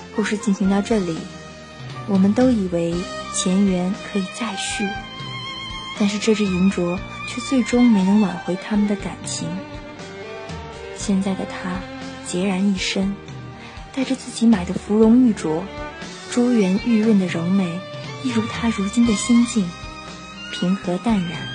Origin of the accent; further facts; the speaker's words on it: northern China, China; 从小是在北方长大